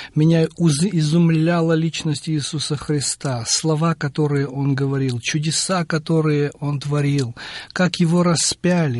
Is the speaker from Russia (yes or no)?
no; Batumi, Adjara, Georgia; moved away as an adult; also born or lived in Providence, United States; now in United States; я родился в городе Батуми, Аджарская автономная республика, она тогда была, это Грузия, в 1959